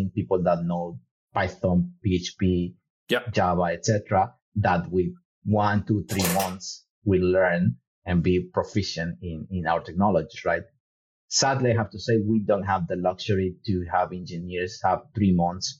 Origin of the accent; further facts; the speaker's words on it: Ecuador; I am from Ecuador.